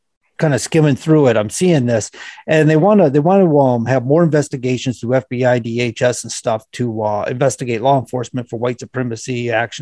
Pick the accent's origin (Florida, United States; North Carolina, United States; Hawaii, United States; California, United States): Florida, United States; now in New Hampshire, United States; Living in Florida, when I grew up in Florida, we lived near a wildlife refuge